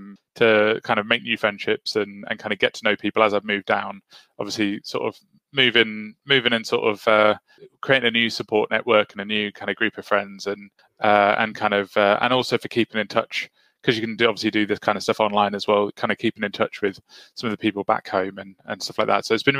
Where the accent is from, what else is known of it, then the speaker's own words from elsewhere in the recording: Whitehaven, North West England, United Kingdom; now in Preston, United Kingdom; I'm from West Cumbria, so over on Whitehaven is my hometown, although I don't have the accent, so you just have to take my word on it. So moved down to Preston last year